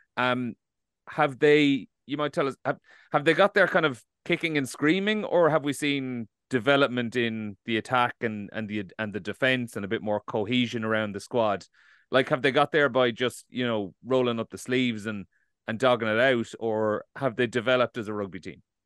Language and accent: English; Ireland; we're, we're obviously, we're all Irish